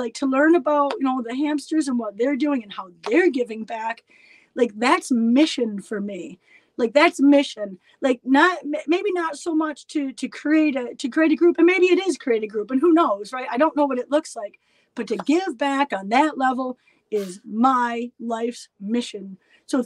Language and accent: English; Elmira, New York, United States; My hometown of Elmira, New York